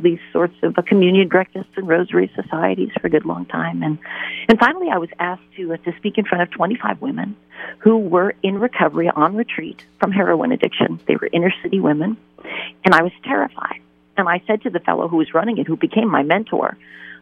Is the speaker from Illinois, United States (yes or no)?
no; New York, United States; I am originally from New York, and I had a wonderful traditional Catholic upbringing.